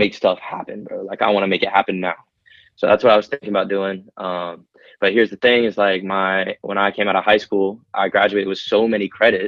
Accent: Lakeland, Florida, United States; growing up in Polk County, Lakeland

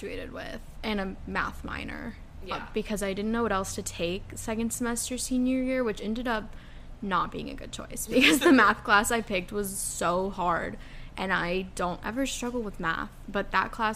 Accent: Dallas, Texas, United States; moved away as an adult; also born or lived in Alabama; now in Atlanta, United States; I'm originally from Texas. I live in Dallas and came to Alabama

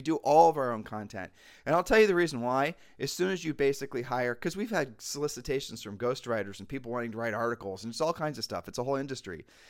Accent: Columbus, Ohio, United States; That we aren't even mentally or emotionally conditioned to basically think about snow anymore. And yet we're from Columbus, Ohio.

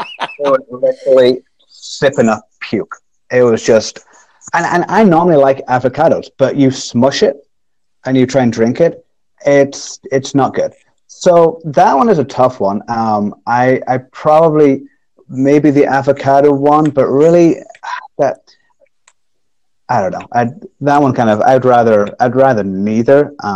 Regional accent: England, United Kingdom; So talking about stereotypes, I'm an English person who hates tea and coffee.

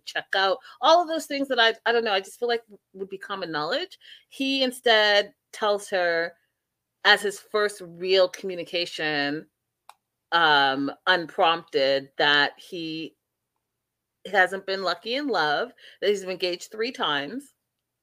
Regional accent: Canada; growing up in Canada

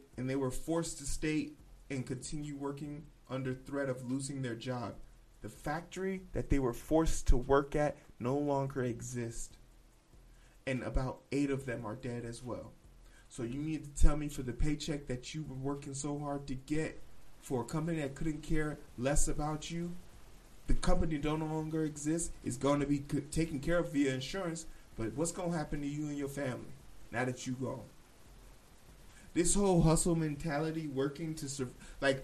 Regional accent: Midwest, United States; I'm from the Midwest

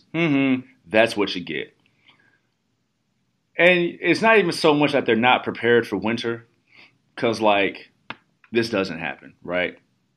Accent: Midwest, United States; I'm from the Midwest

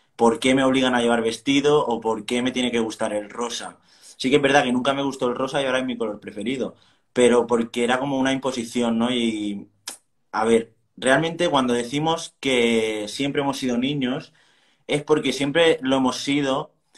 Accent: Barcelona, Catalonia, Spain; soy de Barcelona

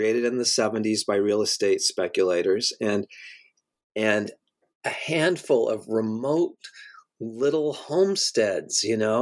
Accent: Colorado, United States; now in New York, United States; I grew up in Colorado

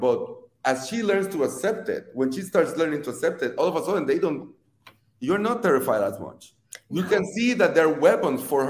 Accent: Puerto Rico; moved away as an adult; now in United States; I'm not first generation, I'm the immigrant. I was born and raised in Puerto Rico

